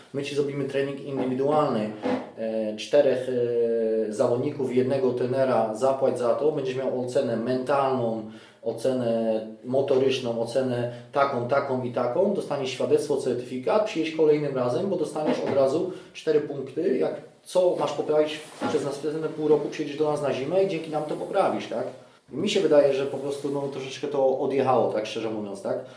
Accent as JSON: {"language": "Polish", "region": "Greater Poland", "country": "Poland", "tie": "born or raised there", "said": "urodziłem się w Wielkopolsce"}